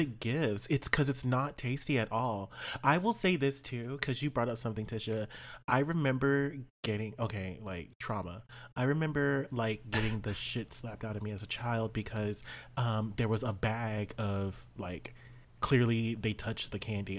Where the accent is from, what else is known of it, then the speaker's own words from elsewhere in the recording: South Texas, United States; I grew up in South Texas